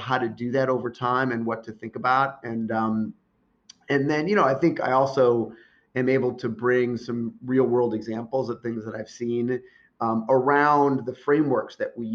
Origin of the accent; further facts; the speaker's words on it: Chicago, Illinois, United States; moved away; also born or lived in New York; I'm originally from the Chicago area, I moved back here